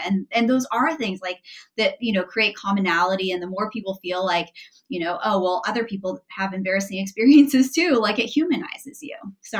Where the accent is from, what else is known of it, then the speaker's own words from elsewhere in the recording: San Francisco, California, United States; Like I grew up in San Francisco mostly, and like knew nothing about this sport.